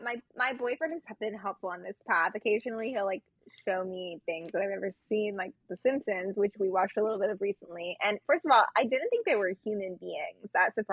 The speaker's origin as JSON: {"language": "English", "region": "Utah", "country": "United States", "tie": "born or raised there", "moved": "yes", "said": "I grew up in Utah where Footloose was filmed."}